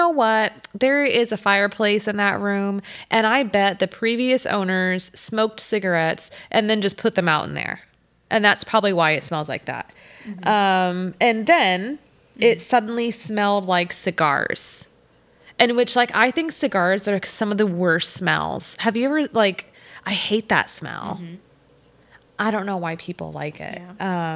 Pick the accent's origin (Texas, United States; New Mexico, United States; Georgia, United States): Texas, United States; accent: Southern